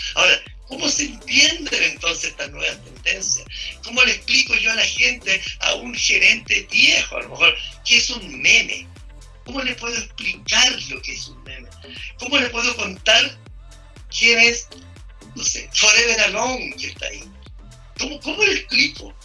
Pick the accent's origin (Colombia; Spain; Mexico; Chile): Chile; estos somos los chilenos